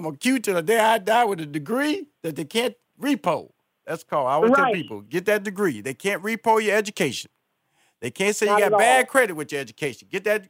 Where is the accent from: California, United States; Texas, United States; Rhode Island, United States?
Texas, United States; Houston; Okay, that's where I was born and raised. I went to elementary school in Fifth Ward, Texas.